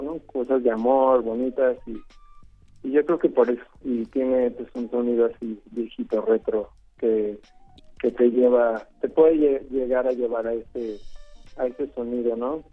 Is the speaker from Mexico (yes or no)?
yes; Mexico; now in Los Angeles, United States; Y en México y ya después me fui, a, a Los Ángeles y pues también terminó de crecer ahí un poco